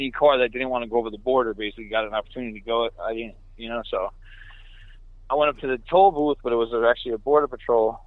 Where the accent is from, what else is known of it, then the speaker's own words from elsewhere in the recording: New York, United States; I'm from New York.